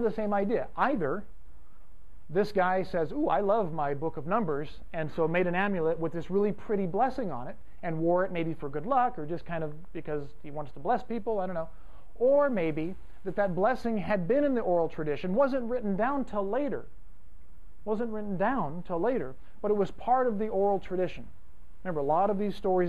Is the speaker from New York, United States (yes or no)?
no; Fresno, California, United States; I'm from Fresno, which is kind of like Texas West